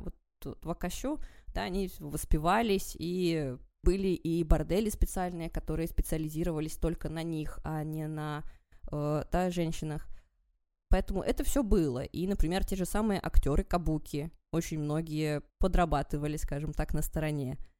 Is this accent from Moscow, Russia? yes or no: no; Vologda, Vologda Oblast, Russia; moved away; also born or lived in Japan; я из Вологды